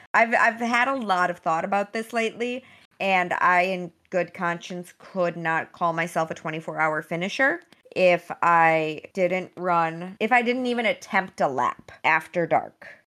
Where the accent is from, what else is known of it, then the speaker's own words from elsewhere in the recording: Wisconsin, United States; also born or lived in Michigan; Wisconsin. I grew up there